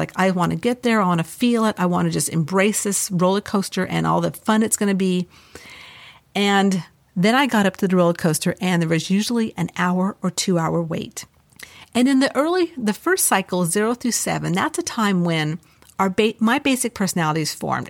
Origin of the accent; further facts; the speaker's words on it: Los Angeles, California, United States; I grew up in Los Angeles